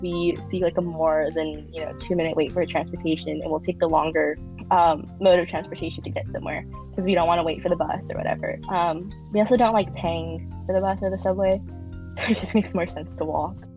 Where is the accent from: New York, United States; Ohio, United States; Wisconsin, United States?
New York, United States; New York City; I'm a senior from New York City